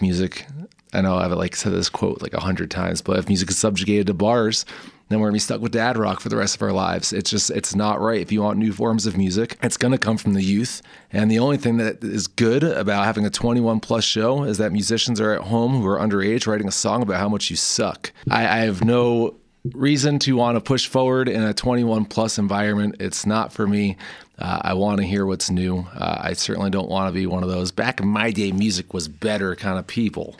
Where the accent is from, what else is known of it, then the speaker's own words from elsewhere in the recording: New Jersey, United States; now in Fort Collins, United States; growing up in North Jersey